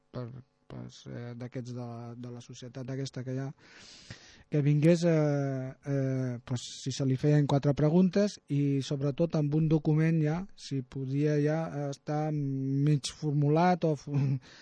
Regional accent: Tarragona, Catalonia, Spain; Jo sóc de Tarragona

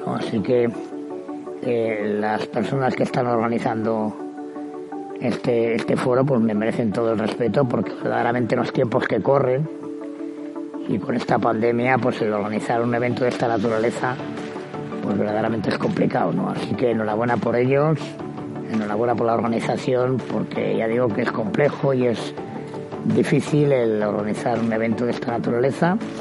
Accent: Basque Country, Spain; nací en el País Vasco, porque la cultura y la tradición de montaña que tenemos allá pues es eh, inmensa

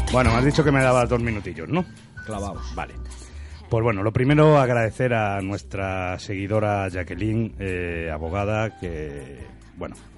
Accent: A Coruña, Galicia, Spain; now in Rubí, Spain; Necesito oler mi tierra y oler mi Coruña.

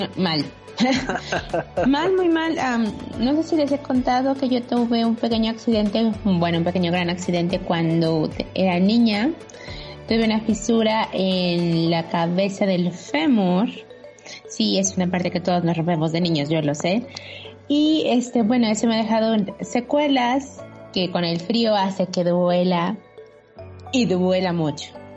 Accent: Puebla, Mexico; somos poblanos, poblanos, muy poblanos

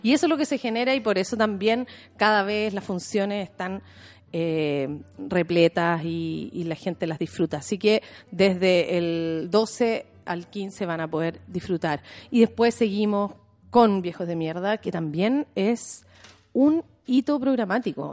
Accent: Chile

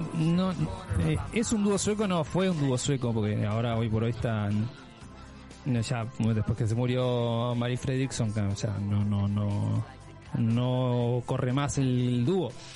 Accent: Uruguay; soy uruguayo, por supuesto, ese es mi país de origen

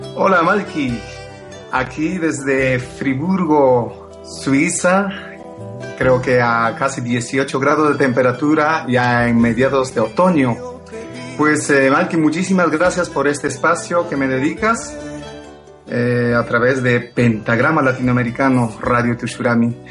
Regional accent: Huancavelica, Peru; moved away; soy peruano, nací en la ciudad de Huancavelica, en la misma capital

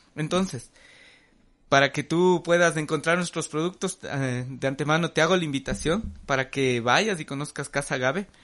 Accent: Ecuador; el Ecuador, nosotros como ecuatorianos

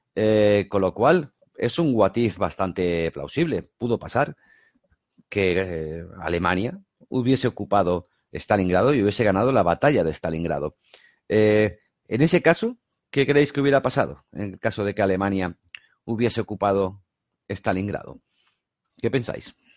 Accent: Barcelona, Catalonia, Spain; yo soy de Barcelona

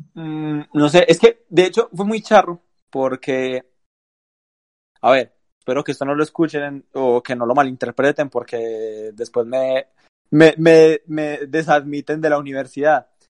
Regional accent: Antioquia, Colombia; nuestro grupo de amigos, donde todos somos paisa

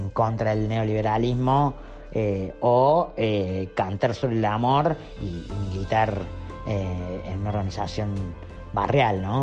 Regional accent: Córdoba, Argentina; soy artista y de Córdoba. Tengo 32 años

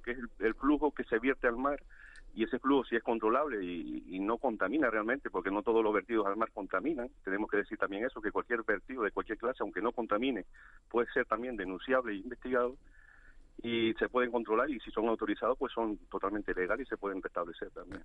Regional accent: Valle Gran Rey, Canary Islands, Spain; yo soy de La Gomera, de Valleran Rey

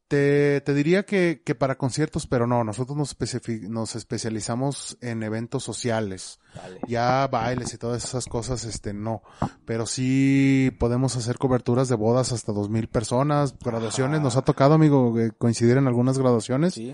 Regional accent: Zacatecas, Mexico; somos de Zacatecas.

